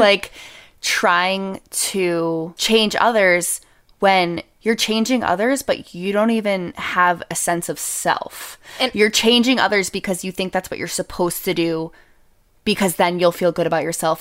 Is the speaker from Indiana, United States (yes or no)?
no; New Hampshire, United States; I grew up in New Hampshire